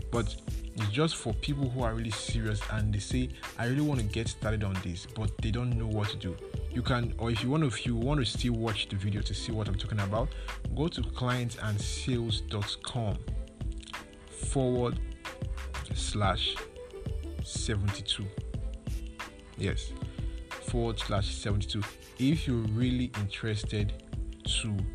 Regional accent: Nigeria; when it comes to being a Nigerian, most of the most times you have challenges with it.

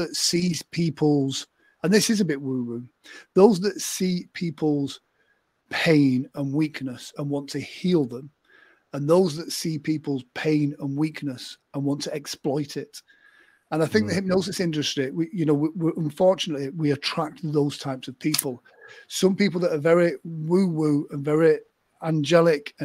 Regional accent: England, United Kingdom; I'm English

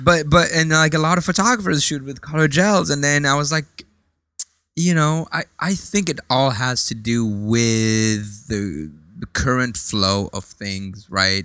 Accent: France; now in United States; when I grew up in France, I, I do remember that, you know, like gro-, growing up in, in like a, a kind of like a Lebanese, uh, you know, home

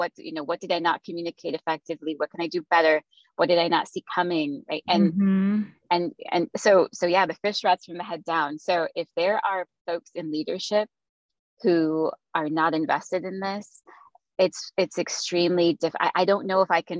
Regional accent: Philippines; I grew up in the Philippines. My family moved there when I was 4.

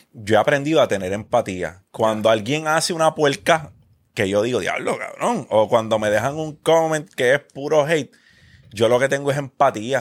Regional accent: Carolina, Puerto Rico; Yo me crié en Parque Ecuestre. yo viví 12 años de mi vida en Parque Ecuestre.

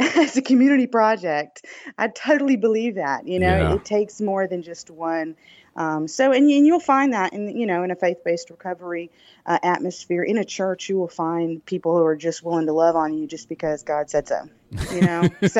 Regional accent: the South, United States; accent: Southern drawl; I'm from the South, if you cannot tell. With my

